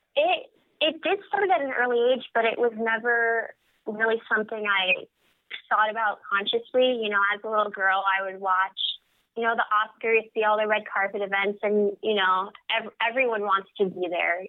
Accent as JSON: {"language": "English", "town": "San Jose", "region": "California", "country": "United States", "tie": "born or raised there", "said": "I was born and raised in San Jose, California."}